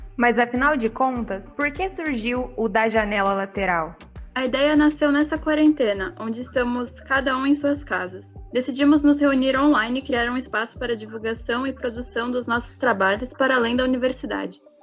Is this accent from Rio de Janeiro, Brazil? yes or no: no; São Paulo, Brazil; sou paulistana